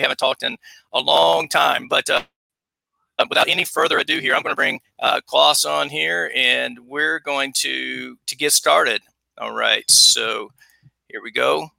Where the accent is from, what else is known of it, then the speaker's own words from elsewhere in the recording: South Carolina, United States; accent: Southern; Born and raised in South Carolina. So a long way away from home. I haven't lived in my hometown in over 18 years.